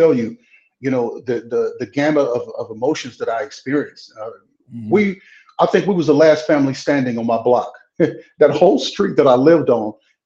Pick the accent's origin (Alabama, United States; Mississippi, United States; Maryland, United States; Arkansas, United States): Mississippi, United States; now in Arizona, United States; I'm from Mississippi. I was born and raised in Mississippi